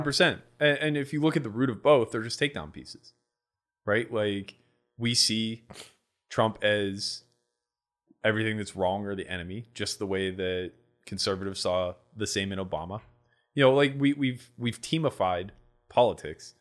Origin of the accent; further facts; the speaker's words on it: Pittsburgh, Pennsylvania, United States; accent: Yinzer; I grew up in Pittsburgh